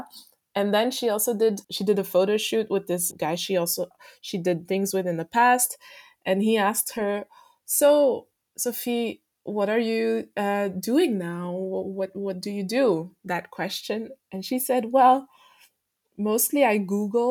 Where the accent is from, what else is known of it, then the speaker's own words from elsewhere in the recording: Belgium; also born or lived in Martinique; I grew up in Belgium.